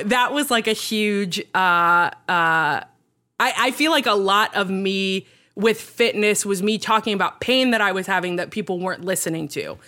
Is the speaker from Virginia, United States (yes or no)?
yes; Virginia, United States; also born or lived in Texas; I grew up in Texas and then Virginia